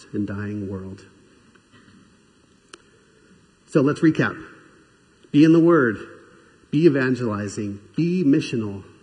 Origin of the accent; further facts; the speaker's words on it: Southern California, United States; I grew up in Southern California